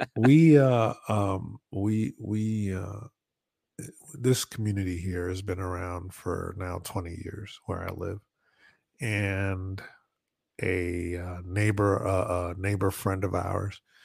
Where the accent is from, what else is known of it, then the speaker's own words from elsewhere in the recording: Northeast, United States; growing up in the Northeast